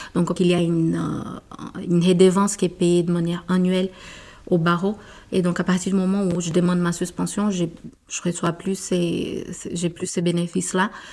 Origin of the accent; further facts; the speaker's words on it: Brazil; French is a second language; moved away as an adult; now in France; je suis brésilienne